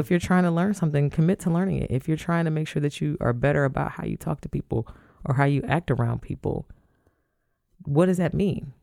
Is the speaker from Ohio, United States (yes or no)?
yes; Toledo, Ohio, United States; I grew up in Toledo